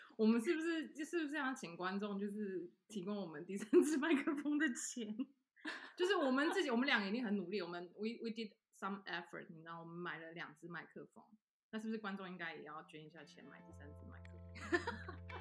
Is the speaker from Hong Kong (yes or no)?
yes; Hong Kong; accent: 港普; first language Cantonese; Chinese is a second language; now in Montpellier, France; 我来自香港，然后我现在在蒙彼利亚也是